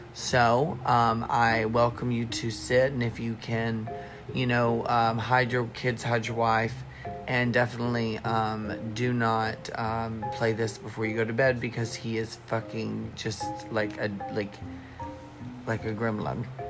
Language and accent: English; United States; now in Canada; I was born in the States, which has been questioned the entire fucking time since I've lived in this god awful motherfucking place